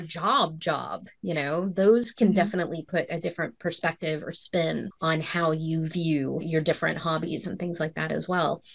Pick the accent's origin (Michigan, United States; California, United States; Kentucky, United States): Kentucky, United States; I'm from Kentucky